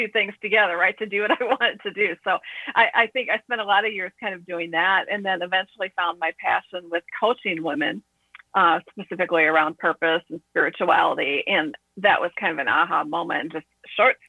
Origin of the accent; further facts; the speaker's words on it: Midwest, United States; I grew up in the Midwest